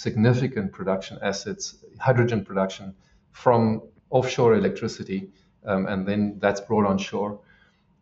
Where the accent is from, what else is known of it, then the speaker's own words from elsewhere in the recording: South Africa; being South African